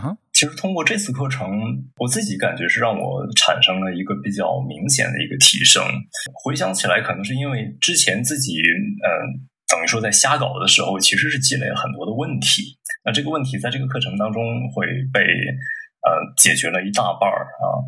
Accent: Dalian, Liaoning, China; 我出生于这个辽宁省大连市啊

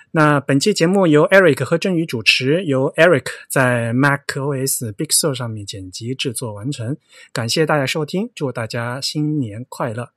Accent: Yong'an, Fujian, China; moved away; 我是永安人，嗯，所以你说福州话，我说永安话，我们是互相听不懂的

